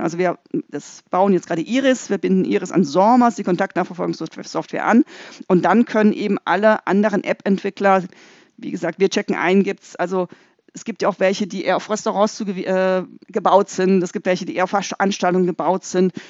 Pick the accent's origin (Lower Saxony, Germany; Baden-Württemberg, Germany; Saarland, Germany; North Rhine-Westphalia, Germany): Baden-Württemberg, Germany; Freiburg; ich komme aus Freiburg